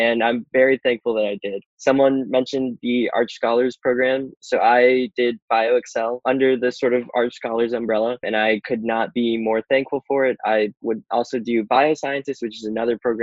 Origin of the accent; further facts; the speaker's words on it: Chicago, Illinois, United States; I'm originally from Chicago, so not too far from Northwestern.